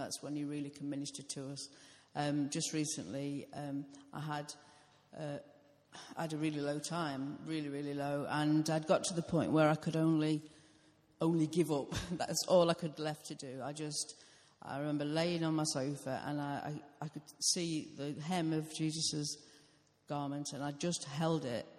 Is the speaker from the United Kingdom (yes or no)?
yes; United Kingdom; I'm British.